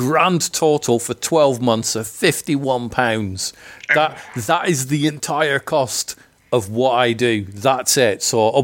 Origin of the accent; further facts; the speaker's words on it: Scotland, United Kingdom; I'm from Scotland